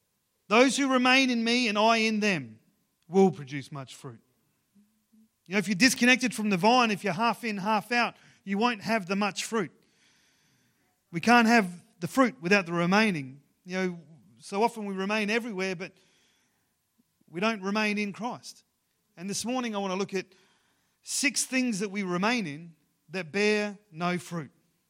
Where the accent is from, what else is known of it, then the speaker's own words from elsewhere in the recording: Ceduna, South Australia, Australia; growing up in Ceduna, where in on the West Coast, I was part of the football club there, the Ceduna Football Club